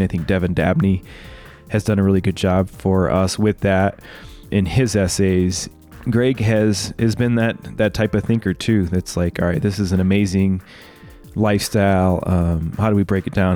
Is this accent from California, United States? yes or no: no; Bloomington, Illinois, United States; moved away; I'm from Bloomington, Illinois